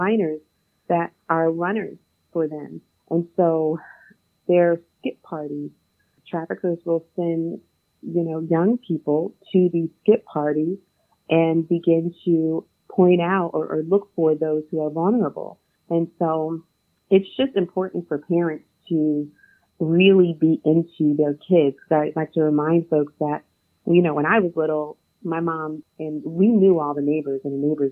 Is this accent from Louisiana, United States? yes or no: no; New Jersey, United States; I'm from New Jersey